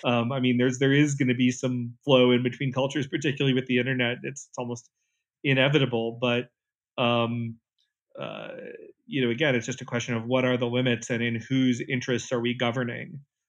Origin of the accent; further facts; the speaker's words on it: North Carolina, United States; moved away; I grew up in North Carolina in a town where everybody was basically white or African American